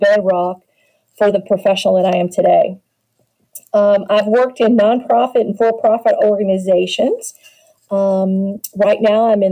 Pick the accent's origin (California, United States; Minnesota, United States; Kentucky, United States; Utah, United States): Kentucky, United States; Louisville; my hometown of Louisville, Kentucky